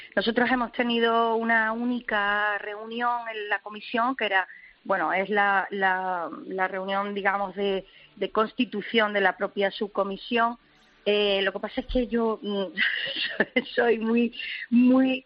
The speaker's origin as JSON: {"language": "Spanish", "town": "Málaga", "region": "Andalusia", "country": "Spain", "tie": "born or raised there", "said": "a la Pollinica de Málaga y efectivamente ha sido un legado familiar bueno, desde chica"}